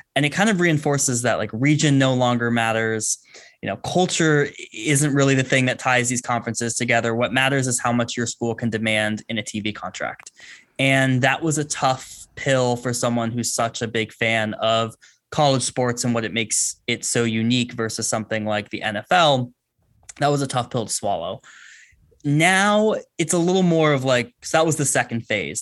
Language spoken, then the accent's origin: English; Bay Area, California, United States; I grew up in the Bay Area, grew up a Pac ten fan